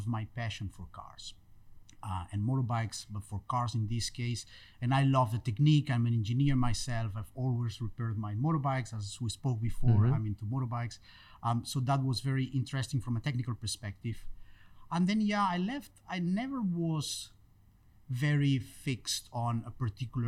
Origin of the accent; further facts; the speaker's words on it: Spain; moved away as an adult; also born or lived in Barcelona; I finished studying engineering in Barcelona. I'm from Spain.